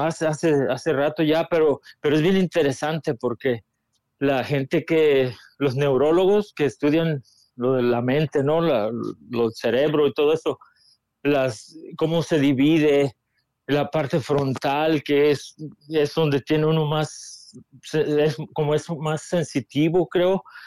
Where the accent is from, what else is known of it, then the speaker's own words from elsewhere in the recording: Mexico; nacimos en México